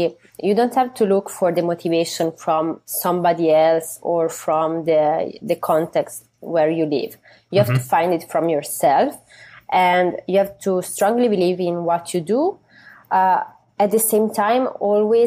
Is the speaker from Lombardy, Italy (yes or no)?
no; Tuscany, Italy; moved away as an adult; now in New York, United States; was living half in Italy, especially in Tuscany, in my hometown, in the countryside, and half time in New York